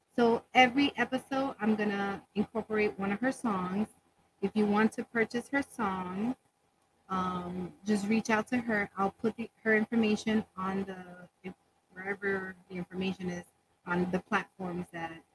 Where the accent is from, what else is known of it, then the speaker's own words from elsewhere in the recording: New York City, New York, United States; from the Bronx